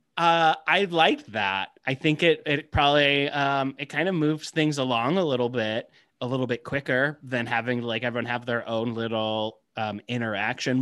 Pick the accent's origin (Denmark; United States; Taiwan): United States; Midwest; I grew up in the Midwest.